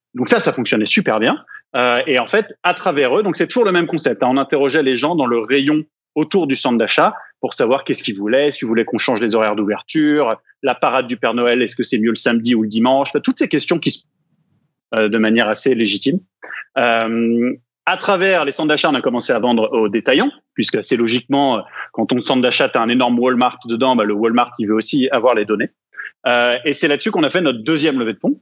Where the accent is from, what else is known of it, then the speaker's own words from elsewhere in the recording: France; moved away as an adult; now in Quebec, Canada; comme vous pouvez l'entendre par mon petit accent que je n'ai jamais perdu, je viens de France et effectivement, je suis arrivé au Québec en, en 2009 euh, pour faire mes études au HEC, puis je suis jamais reparti.